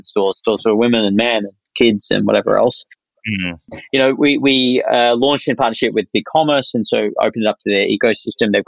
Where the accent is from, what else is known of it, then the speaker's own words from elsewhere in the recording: Australia; moved away as an adult; now in United States; I'm an Aussie founder here for, you know, in the US